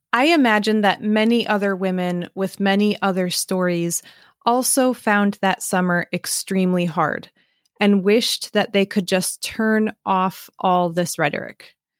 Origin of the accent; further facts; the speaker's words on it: Midwest, United States; growing up in an interracial family in an overwhelmingly white part of the Midwest